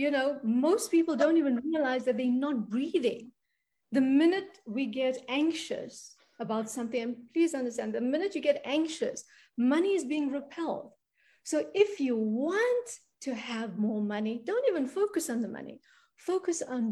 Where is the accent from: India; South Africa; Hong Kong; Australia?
South Africa; I come from South Africa. I come from a crazy country down here